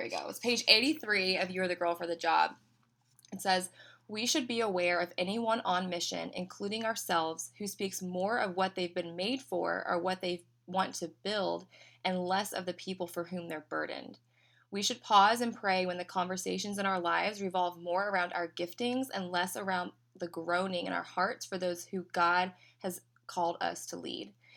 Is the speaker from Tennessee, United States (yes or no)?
yes; Knoxville, Tennessee, United States; moved away as an adult; now in Orlando, United States; I am from Knoxville, Tennessee originally, and, um, so some people say they can hear it in my accent